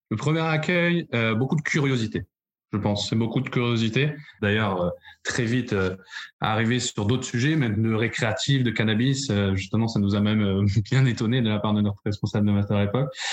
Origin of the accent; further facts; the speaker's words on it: Paris, Île-de-France, France; moved away as an adult; now in Bordeaux, France; je suis parisien d'origine, de plus de 22 ans sur Paris